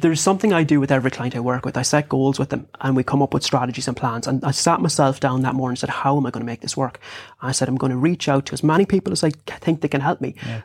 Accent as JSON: {"language": "English", "town": "Bunninadden", "region": "Connacht", "country": "Ireland", "tie": "born or raised there", "said": "I grew up in Bunnaden, which is in South Sligo"}